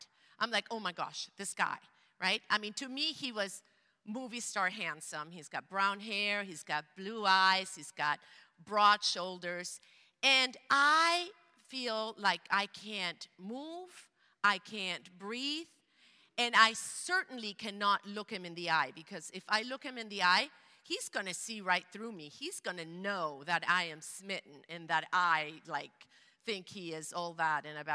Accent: Venezuela; English is a second language; moved away as an adult; now in Portland, United States; I grew up in Venezuela in a bilingual household, Spanish, German.

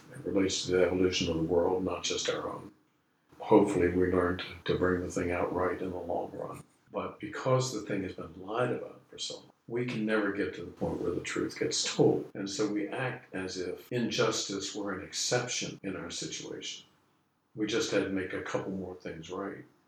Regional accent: Arlington, Virginia, United States; moved away as an adult; now in Richmond, United States; When I was growing up, I grew up in Arlington

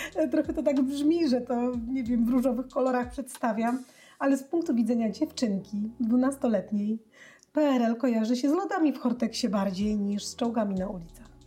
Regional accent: Białystok, Podlaskie Voivodeship, Poland; ja pochodzę z, z Białego Stoku, pod Białym Stokiem, e, w Wasilkowie

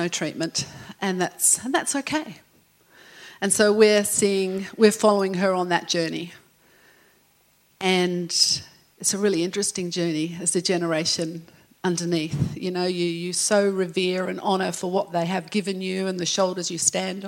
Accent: England, United Kingdom; now in Australia; I'm English

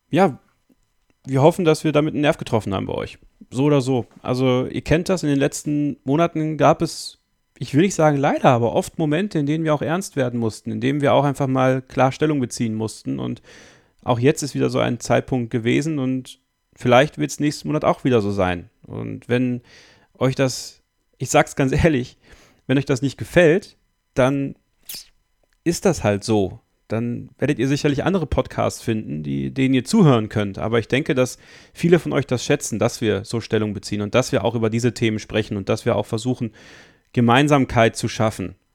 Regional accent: Belgium; born there; Meine Mutter kommt aus Bosnien. Mein Vater kommt aus Belgien. Ich bin in Belgien geboren, aber mit einem deutschen Pass.

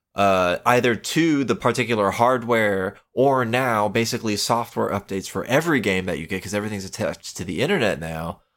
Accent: Florida, United States; I'm from Florida

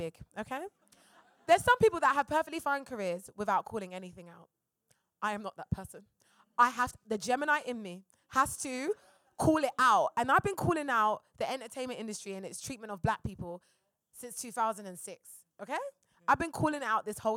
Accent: London, United Kingdom; moved away as an adult; now in United States; I'm from Fulton Heath, Croydon

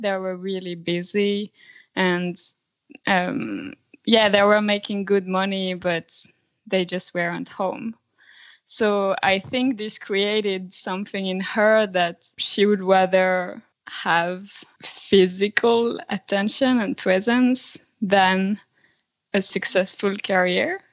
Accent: France; moved away as an adult; now in Sweden; I come from France, but I've been living in Sweden for the last seven years now.

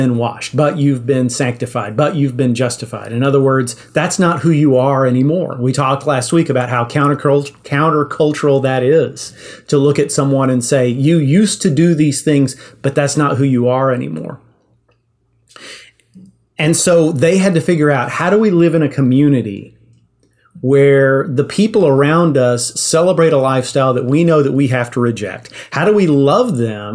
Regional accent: Yoakum, Texas, United States; I grew up in Yoakum

